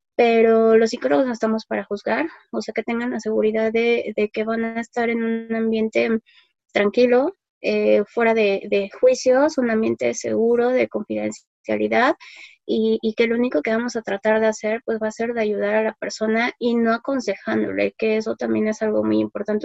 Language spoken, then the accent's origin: Spanish; Mexico; somos los mexicanos